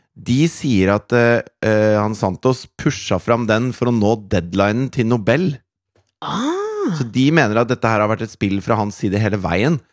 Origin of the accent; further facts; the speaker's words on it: Norway; vi som nordmenn